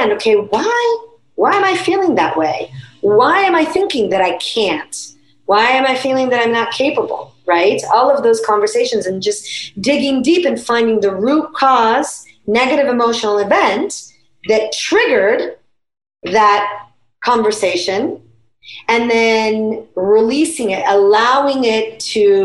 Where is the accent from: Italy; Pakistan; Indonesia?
Italy; moved away; I grew up in Italy